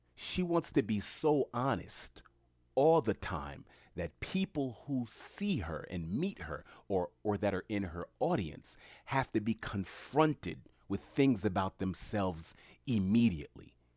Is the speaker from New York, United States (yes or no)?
yes; New York City, New York, United States; I'm born and raised in New York City